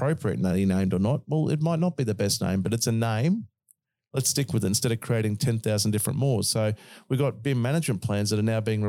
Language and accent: English; Australia; accent: Australian; You just misunderstood my Aussie accent.